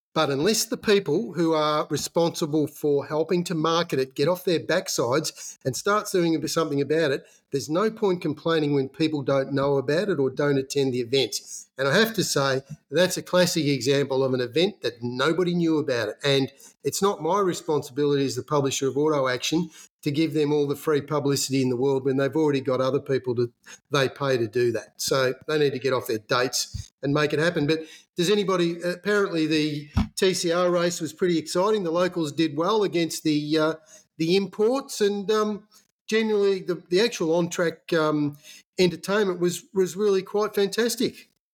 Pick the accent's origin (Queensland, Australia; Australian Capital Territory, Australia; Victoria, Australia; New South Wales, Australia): Victoria, Australia; Magpie; Valley and the Magpie Primary School 2271, which is where I uh, served my penance when I was a little kid.